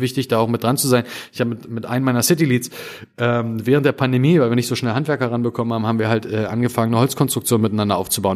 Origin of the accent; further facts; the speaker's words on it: Spreewald, Brandenburg, Germany; ich komme ja aus dem Spreewald, ich komme ja aus dem Osten